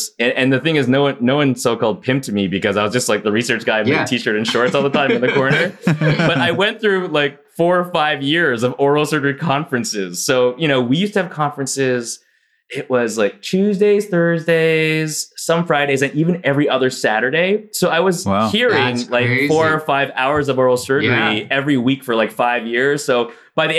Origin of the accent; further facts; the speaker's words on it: Toronto, Ontario, Canada; moved away as an adult; also born or lived in Houston, Texas; now in United States; I grew up in Toronto and I went to the University of Toronto downtown